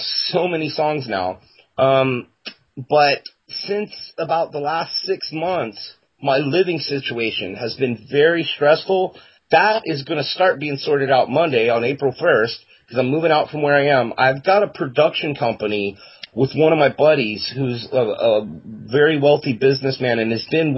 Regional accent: Florida, United States; I'm from Florida, but the rest of my family's all from Virginia

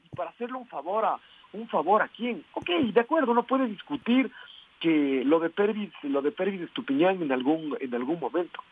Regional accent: Ecuador; vemos nuestras opiniones como ecuatorianos

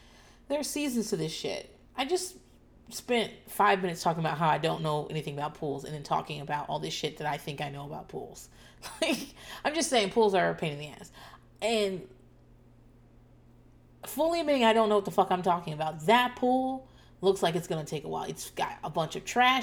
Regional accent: Northeast, United States; now in Austin, United States; I'm from the Northeast

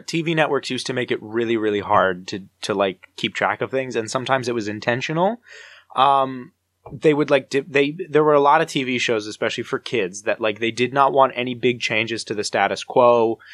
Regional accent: New Jersey, United States; I'm from New Jersey

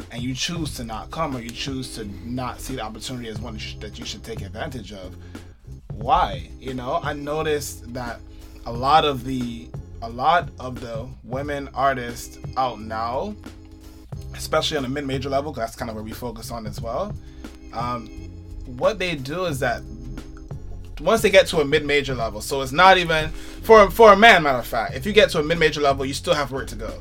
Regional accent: New York City, New York, United States; also born or lived in Manhattan / the Bronx; I grew up in Brooklyn. I lived in Manhattan for a year, and I now I live in the Bronx

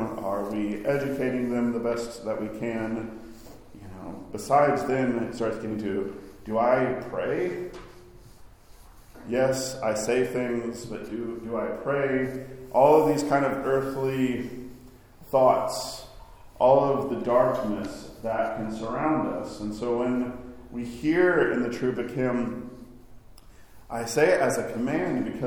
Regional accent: Arkansas, United States; now in New York, United States; I grew up in Arkansas, where we had pretty moderate winters

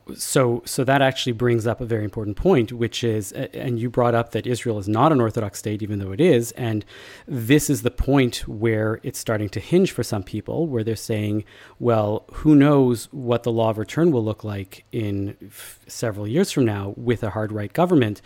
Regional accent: Canada; the messaging drilled into us as Canadian Jews

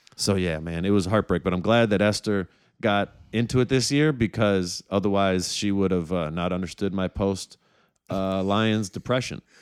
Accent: Detroit, Michigan, United States; I was from Detroit

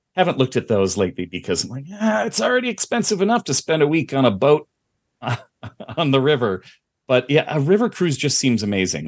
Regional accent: Midwest, United States; growing up in the Midwest

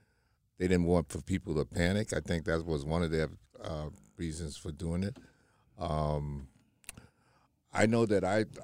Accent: New York City, New York, United States; Vernon was one of our very good friends that we grew up with in the Marcy.

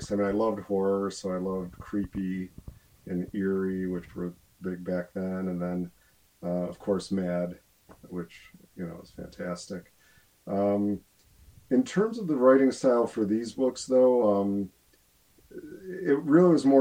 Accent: Buffalo, New York, United States; I'm from Buffalo

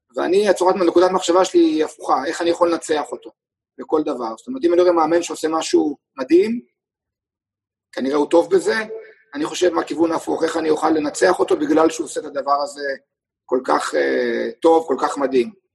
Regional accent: Israel; גם אני וגם אורן סמדג'ה, גם נולדנו בישראל. גם גדלנו כספורטאים בישראל

